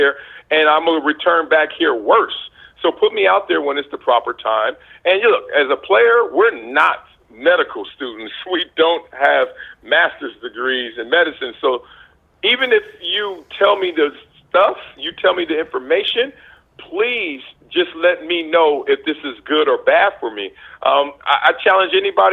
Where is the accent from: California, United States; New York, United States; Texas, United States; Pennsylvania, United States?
California, United States; Compton; moved away; my path of growing up in Compton around all the drugs and gangs and the poverty